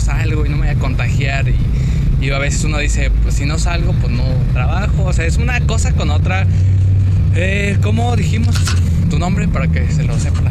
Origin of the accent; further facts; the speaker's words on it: Mexico; somos mexicanos